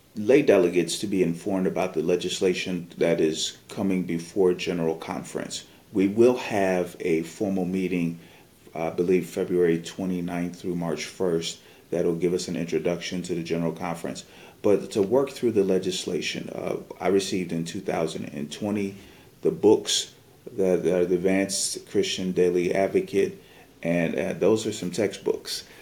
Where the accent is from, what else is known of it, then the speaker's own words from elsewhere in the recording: Rochester, New York, United States; also born or lived in Chicago, Illinois; now in Atlanta, United States; I live in Atlanta, Georgia, and I'm originally from Chicago, Illinois. Grew up in Rochester, New York